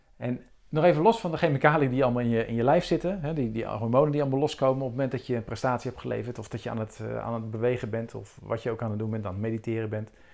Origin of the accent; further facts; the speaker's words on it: Rotterdam, South Holland, Netherlands; Rotterdam. En, eh, nou, voor de mensen die het weten, dat is mijn geboortestad